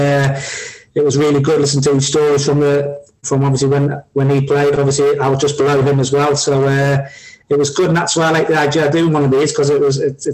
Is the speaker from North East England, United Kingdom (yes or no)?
yes; Newcastle upon Tyne, North East England, United Kingdom; I'm a Geordie, and all my family from the middle of Newcastle and the roughest part of Newcastle